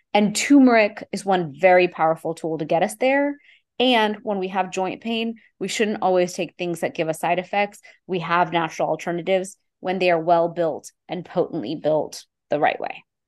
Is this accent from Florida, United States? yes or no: no; Houston, Texas, United States; I grew up in Houston, Texas, eh, to an immigrant family